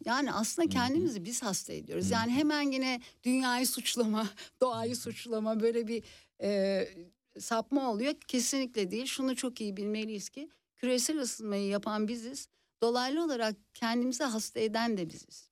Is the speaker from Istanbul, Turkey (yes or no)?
yes; Istanbul, Turkey; moved away as an adult; now in Czech Republic